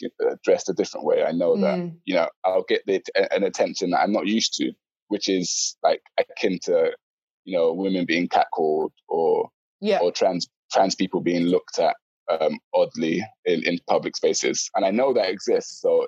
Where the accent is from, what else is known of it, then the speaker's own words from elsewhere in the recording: London, United Kingdom; also born or lived in Peckham; I grew up in Bermondsey, so I went mm-hmm. to like an all-white primary school